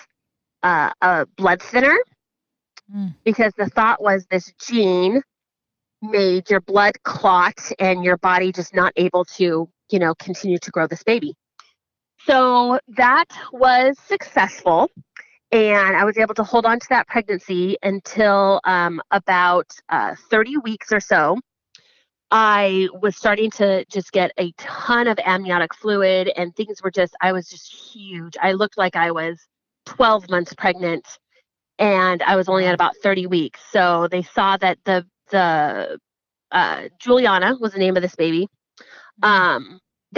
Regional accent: San Jose, California, United States; I grew up in San Jose, California

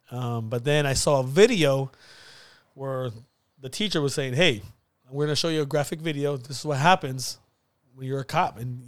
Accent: Napa, California, United States; Here in Napa. Four generations.

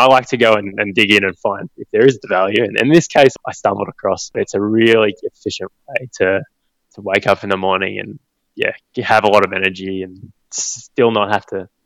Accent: Goulburn, New South Wales, Australia; We grew up in Goulburn, which is a small country town.

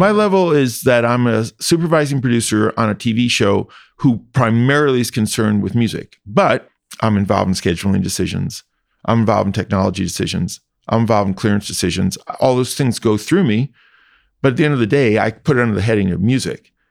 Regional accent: Indianapolis, Indiana, United States; moved away; I grew up in Indiana

